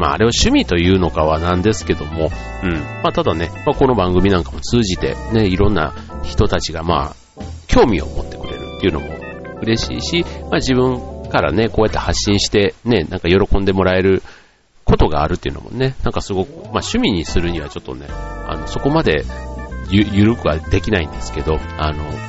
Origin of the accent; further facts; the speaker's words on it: Osaka, Japan; 自分のね、出身地というか、僕なんか大阪出身で